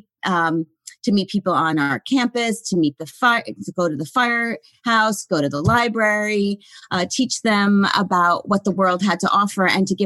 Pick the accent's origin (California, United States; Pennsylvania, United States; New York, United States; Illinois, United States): New York, United States; White Plains; I grew up in Westchester County, right out in White Plains, New York, right outside the city